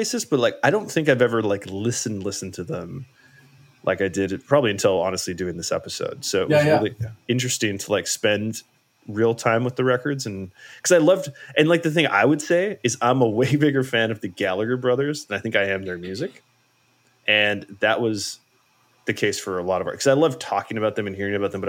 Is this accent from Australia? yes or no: no; Brandon, Manitoba, Canada; the local, like Brandon, Manitoba radio station